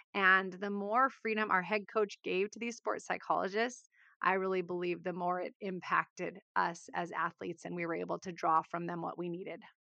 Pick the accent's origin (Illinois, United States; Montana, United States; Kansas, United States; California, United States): California, United States; Southern; I grew up in Southern California, firstborn